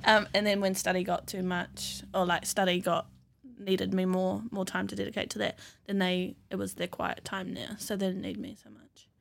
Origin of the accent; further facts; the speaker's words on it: Raglan, Waikato, New Zealand; also born or lived in Ngāruawāhia / Hamilton; I grew up in Whangarua, out in Raglan